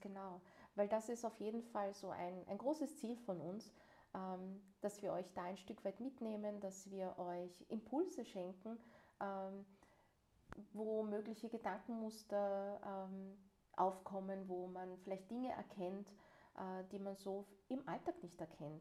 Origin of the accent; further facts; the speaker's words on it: Vienna, Austria; Und bin ich selbst in Wien geboren und hier aufgewachsen.